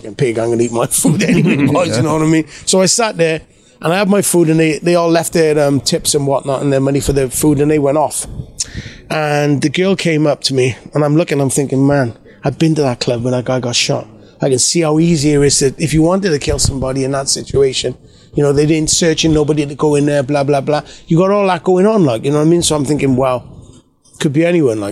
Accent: United Kingdom; we're from the United Kingdom.

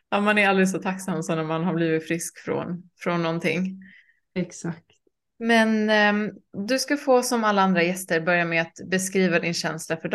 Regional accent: Gothenburg, Västra Götaland, Sweden; moved away as an adult; also born or lived in Croatia; jag är uppväxt eh, i Göteborg.

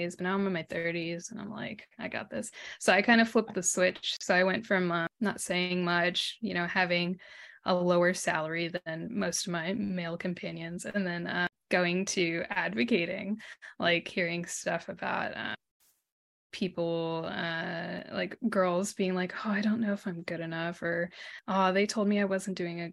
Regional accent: United States; accent: American twang; moved away as an adult; also born or lived in New York; now in Sydney, Australia; I'm American and my husband's Australian

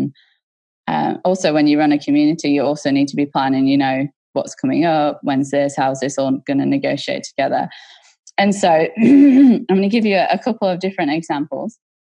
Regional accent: Australia; I'm like, no, we're Australian.

